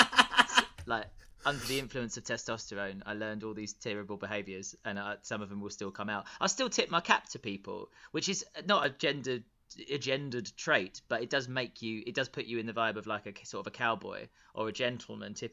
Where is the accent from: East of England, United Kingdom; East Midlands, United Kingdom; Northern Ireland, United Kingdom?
East of England, United Kingdom; Tilbury; accent: Essex; I grew up in Tilbury Town in Essex